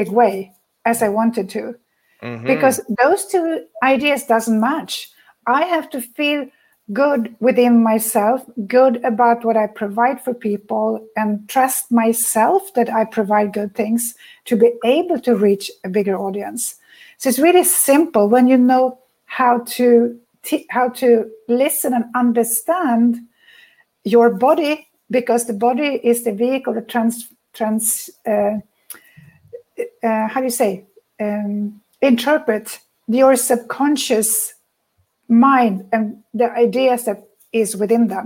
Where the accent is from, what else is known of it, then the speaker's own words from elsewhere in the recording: Sweden; I come from Sweden